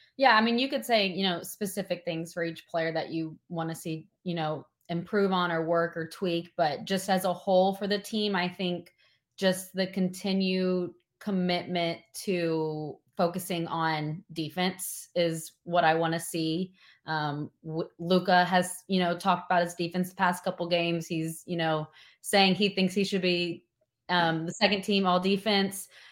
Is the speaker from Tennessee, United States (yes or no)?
yes; Tennessee, United States; I'm from Tennessee